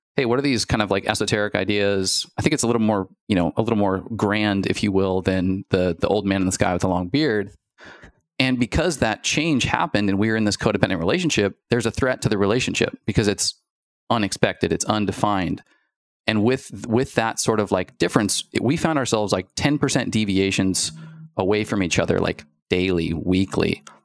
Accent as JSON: {"language": "English", "town": "Spokane", "region": "Washington", "country": "United States", "tie": "born or raised there", "said": "we are childhood sweethearts, like, from Spokane, Washington"}